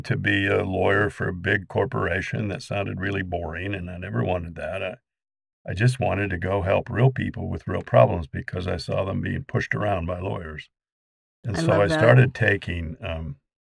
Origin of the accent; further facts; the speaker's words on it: Ogden, Utah, United States; also born or lived in Arizona; now in Kaysville, United States; I was an import to Kaysville, but I grew up in Ogden